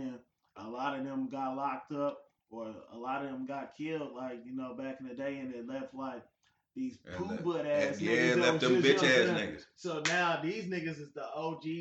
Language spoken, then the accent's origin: English; Kansas City, Missouri, United States; growing up in Blue Valley